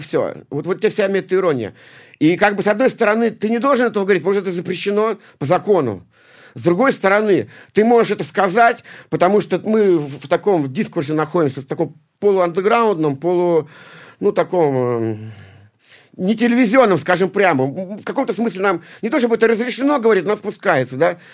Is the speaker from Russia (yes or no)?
yes; Saint Petersburg, Russia; я из Санкт-Петербурга.